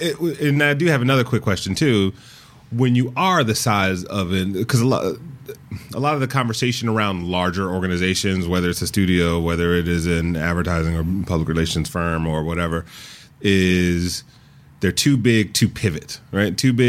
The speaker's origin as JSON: {"language": "English", "town": "Detroit", "region": "Michigan", "country": "United States", "tie": "born or raised there", "said": "Thank you. My hometown."}